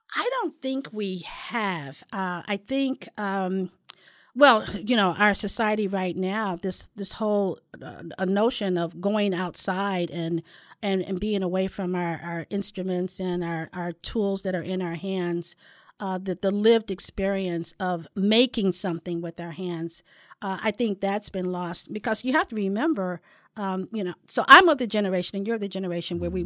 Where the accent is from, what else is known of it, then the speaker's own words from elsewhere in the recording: St. Louis, Missouri, United States; now in San Diego, United States; ran uh, an organization in St. Louis back in my hometown